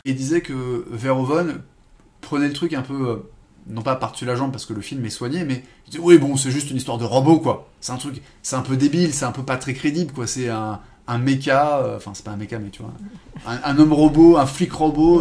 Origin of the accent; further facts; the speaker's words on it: France; en tant que français